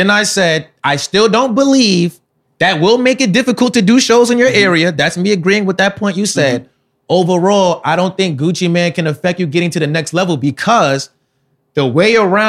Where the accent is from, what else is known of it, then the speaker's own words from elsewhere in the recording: Atlanta, Georgia, United States; because I'm from Atlanta, I have to blow up in Atlanta.